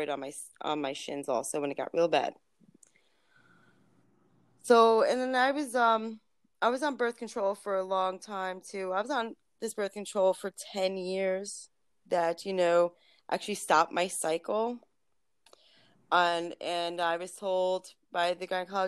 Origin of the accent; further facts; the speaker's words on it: New York City, New York, United States; also born or lived in Ulster County, New York; originally from Brooklyn